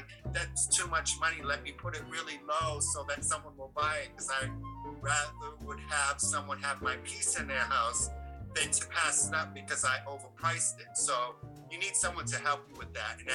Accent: Taunton, Massachusetts, United States; moved away as an adult; also born or lived in Boston; now in Maine, United States; I'm originally from Taunton, Mass, which is south of Boston

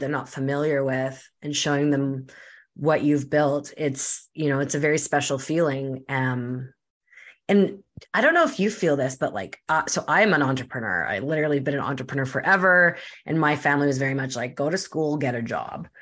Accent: Canada; I'm Canadian.

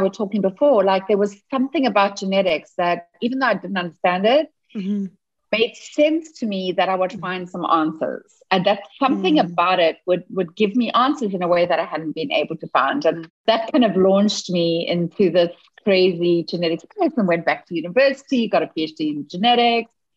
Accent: South Africa; moved away as an adult; now in Seattle, United States; I wasn't born in the US. I was born in South Africa. And up until 7 months ago, I was in South Africa. And 7 months ago, I moved to Seattle.

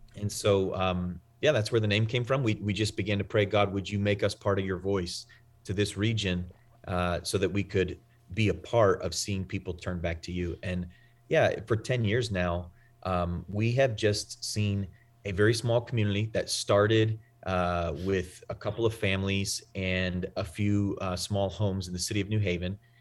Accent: New England, United States; I'm from the Northeast, I'm from New England.

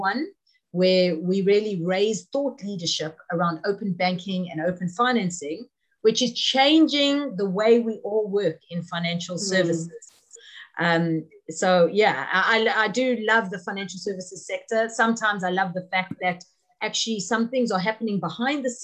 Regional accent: South Africa; moved away as an adult; now in United Kingdom; I'm from South Africa originally.

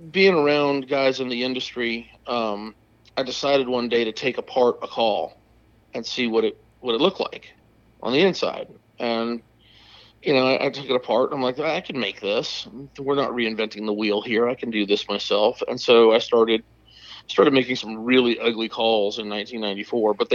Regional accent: Odessa, Florida, United States; I'm a Florida native, sixth generation on my mother's side. We've been here since 1861. I've been hunting turkeys since I was a little kid. I grew up out in Odessa, Florida, just north of Tampa

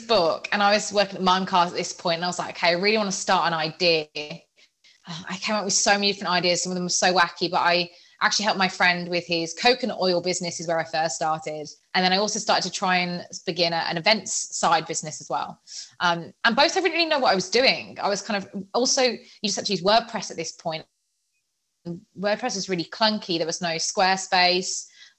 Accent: Birmingham, West Midlands, United Kingdom; accent: Birmingham; now in Nottingham, United Kingdom; I was at Nottingham Trent University. I'm originally from Birmingham and had a really strong Birmingham accent.

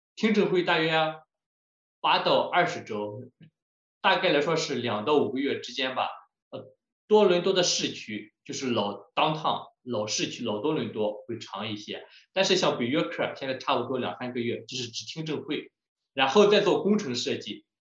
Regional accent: Shandong, China; moved away as an adult; also born or lived in Lund, Sweden / Liverpool, United Kingdom / Qingdao; now in North York, Canada; 我是山东人，在山东出生长大

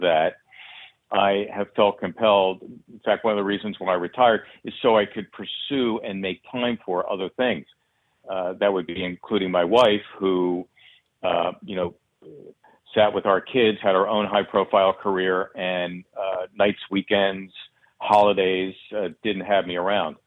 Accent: Philadelphia, Pennsylvania, United States; a modest household in which I grew up in Northeast Philly

